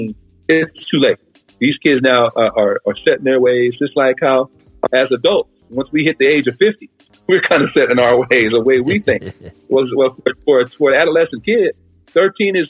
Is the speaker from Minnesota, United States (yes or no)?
no; New York City, New York, United States; moved away as an adult; now in San Bernardino County, United States; growing up in New York City